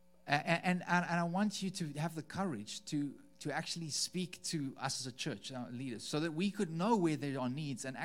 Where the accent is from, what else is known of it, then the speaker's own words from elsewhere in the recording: South Africa; moved away; As a South African, someone who, I mean, we've just spent 3 weeks in South Africa, in our home country